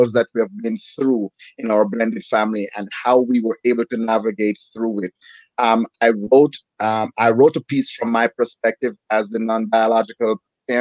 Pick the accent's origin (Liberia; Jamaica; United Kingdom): Jamaica; moved away; also born or lived in New Jersey; I'm from Jamaica.